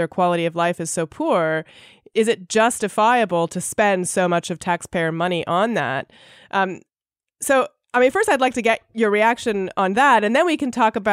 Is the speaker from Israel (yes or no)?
no; Canada; I grew up in Canada